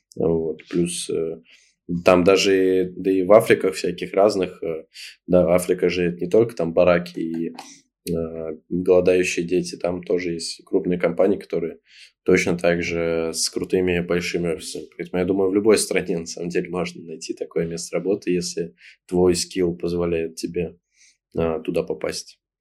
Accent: Russia; moved away as an adult; now in Bali, Indonesia; мы из России

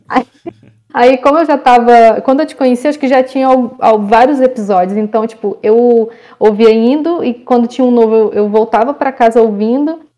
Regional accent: interior of Ceará, Brazil; now in Rio de Janeiro, Brazil; eu vim para o Rio de Janeiro, eu sou do interior lá do Ceará

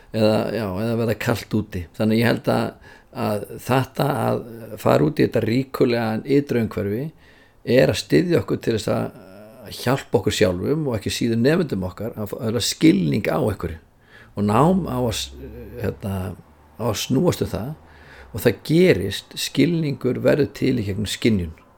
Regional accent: Reykjavík, Capital Region, Iceland; ég er úr Forsóinum í Reykjavík

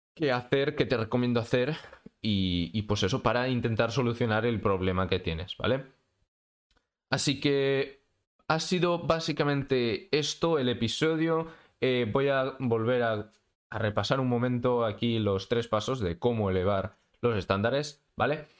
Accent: Spain; soy de España

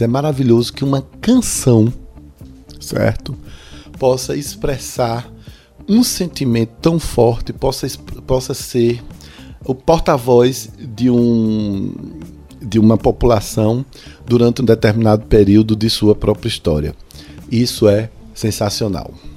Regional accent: Brazil; nós somos como brasileiros

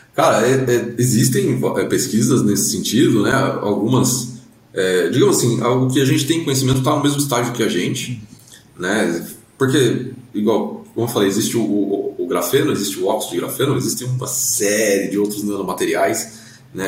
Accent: Brazil; como brasileiro

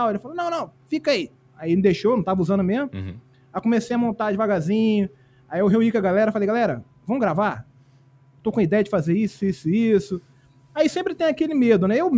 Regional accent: Minas Gerais, Brazil; now in Espírito Santo, Brazil; Eu sou mineiro, na verdade, mas eu moro no Espírito Santo há 30 anos já

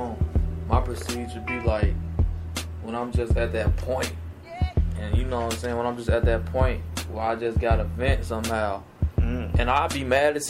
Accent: Dolton, Illinois, United States; also born or lived in Chicago, Illinois; I'm really from Sibley, 147, Sibley, Dalton, Illinois

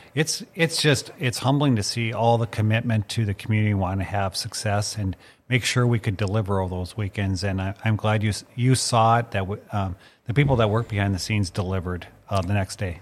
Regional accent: Mandan, North Dakota, United States; my dad was a bird hunter because I grew up in Mandan

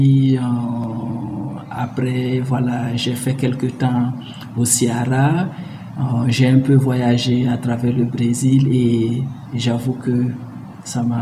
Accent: Burkina Faso; moved away as an adult; also born or lived in Mali; now in Brazil; Je suis burkinabé, j'appartiens à la communauté Mouaga et l'adjectif au, singulier c'est Moaga, euh, la communauté au pluriel euh, c'est Mosé.

